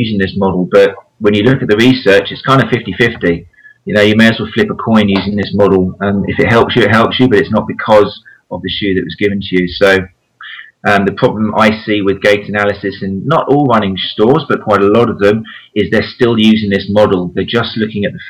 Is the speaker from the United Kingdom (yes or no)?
yes; Brighton, South East England, United Kingdom; I'm from Brighton on the south coast, and it's a massive running town